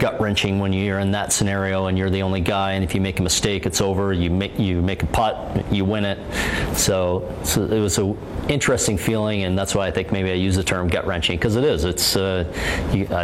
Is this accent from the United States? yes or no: no; Canada; back in Canada